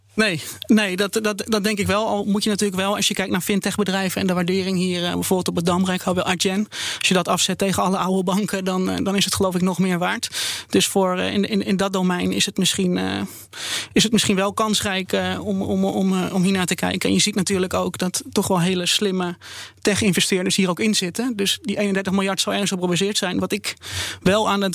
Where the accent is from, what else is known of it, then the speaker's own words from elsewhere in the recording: Netherlands; als Nederlander